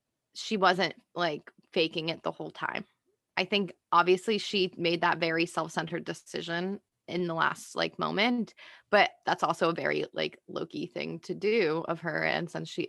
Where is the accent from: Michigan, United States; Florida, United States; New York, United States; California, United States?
Florida, United States; we're from Florida.